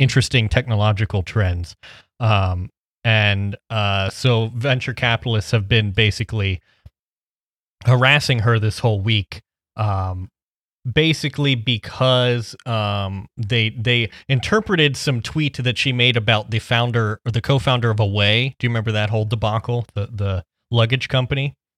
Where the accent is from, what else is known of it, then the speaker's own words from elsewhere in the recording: Midwest, United States; I'm from the Midwest